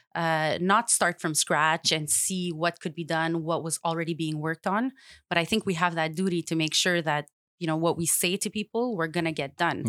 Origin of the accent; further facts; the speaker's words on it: Montreal, Quebec, Canada; I grew up in Saint Leonard